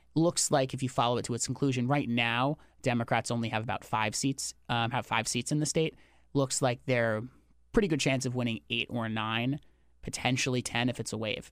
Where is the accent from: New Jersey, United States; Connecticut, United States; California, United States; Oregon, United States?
Connecticut, United States; I'm from Connecticut